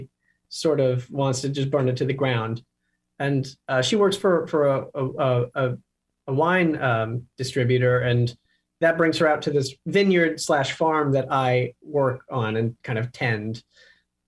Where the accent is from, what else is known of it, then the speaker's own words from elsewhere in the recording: outside of Toronto, Ontario, Canada; now in New York, United States; I'm Canadian. I'm from outside of Toronto.